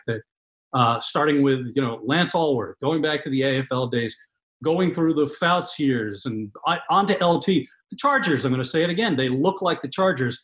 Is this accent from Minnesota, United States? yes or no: no; New York, United States; as an East Coast guy, I'm a New Yorker. I grew up around here. I've lived around here my entire life.